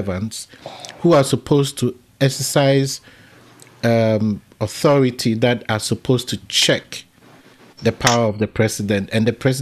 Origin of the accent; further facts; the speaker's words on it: Ghana; as a Ghanaian